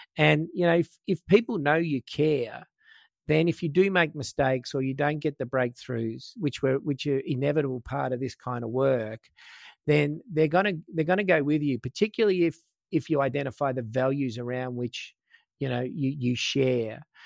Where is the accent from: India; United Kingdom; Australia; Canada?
Australia; I was from Australia